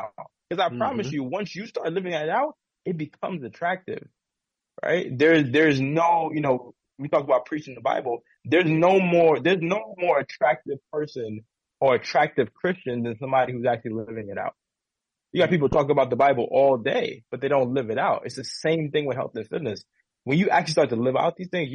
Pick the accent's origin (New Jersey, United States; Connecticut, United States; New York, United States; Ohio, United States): New York, United States; New York City; now in California, United States; especially being African American male coming from an inner city in the Bronx